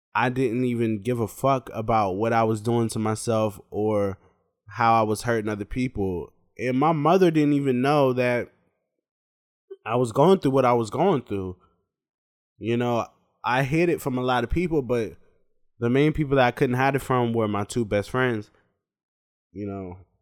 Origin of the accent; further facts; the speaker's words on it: Charlotte, North Carolina, United States; also born or lived in Pittsburgh, Pennsylvania; I'm from Pittsburgh, Pennsylvania, but I grew up in Charlotte, North Carolina.